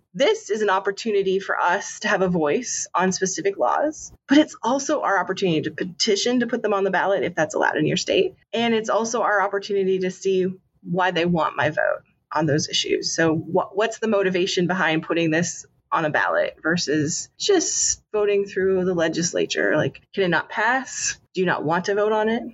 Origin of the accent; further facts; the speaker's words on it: Canada; moved away; I grew up in Canada